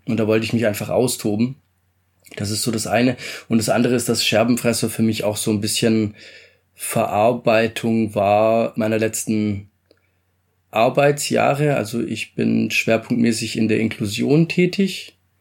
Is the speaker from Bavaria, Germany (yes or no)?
no; Stuttgart, Baden-Württemberg, Germany; also born or lived in Italy; Ich komme ursprünglich aus Italien, aufgewachsen bin ich in schönen Stuttgart.